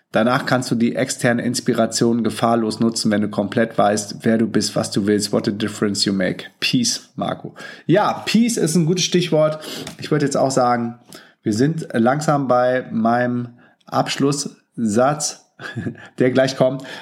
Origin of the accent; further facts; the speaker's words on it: Hamburg, Germany; Ich komme auch aus Hamburg, vielleicht können wir uns ja mal treffen.